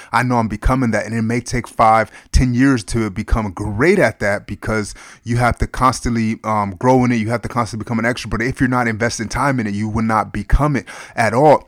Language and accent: English; United States; I love being an American